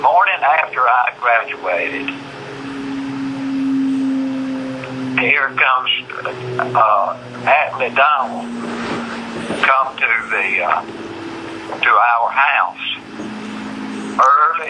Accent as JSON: {"language": "English", "town": "Spearsville", "region": "Louisiana", "country": "United States", "tie": "born or raised there", "said": "where I was born and raised in Spearsville"}